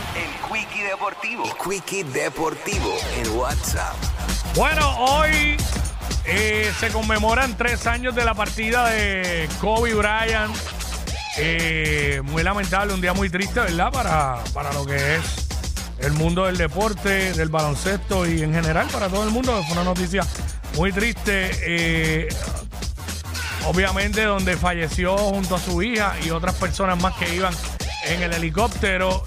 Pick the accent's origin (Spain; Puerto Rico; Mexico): Puerto Rico; Mayagüez; Los que nacimos en Mayagüez, la gente de Mayagüez, de Cabo